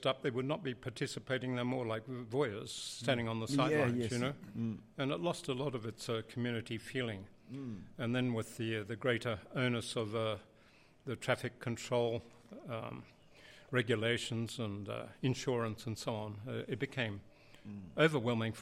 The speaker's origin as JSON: {"language": "English", "town": "Sydney", "region": "New South Wales", "country": "Australia", "tie": "born or raised there", "moved": "as an adult", "lives_now": "Blue Mountains, Australia", "said": "I grew up on the northern beaches. I was a beach boy."}